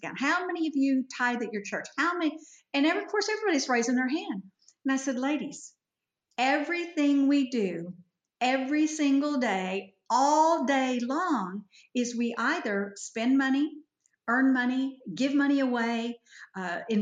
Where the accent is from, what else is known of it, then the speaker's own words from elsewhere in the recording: Fort Worth, Texas, United States; moved away as an adult; now in Edmond, United States; I was raised by Yankees in Fort Worth, Texas